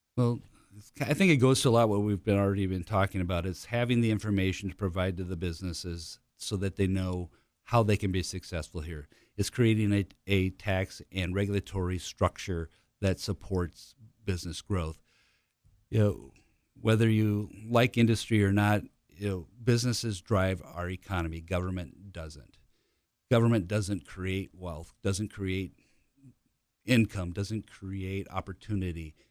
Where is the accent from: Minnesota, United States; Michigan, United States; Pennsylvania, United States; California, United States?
Minnesota, United States; Tremont; now in Hartford, United States; my hometown of Tremont, Minnesota is eight hundred and five people.